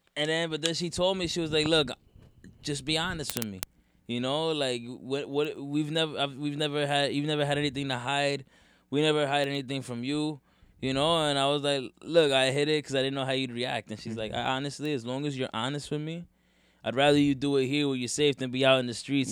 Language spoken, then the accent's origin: English; North Carolina, United States; moved away; also born or lived in Teaneck, New Jersey / North Bergen, New Jersey; Then I moved to North Carolina